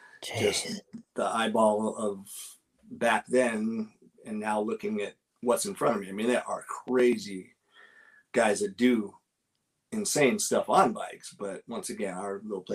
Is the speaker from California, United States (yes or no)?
yes; Los Angeles, California, United States; I grew up in Southern Cal, even though I snowboarded all over the place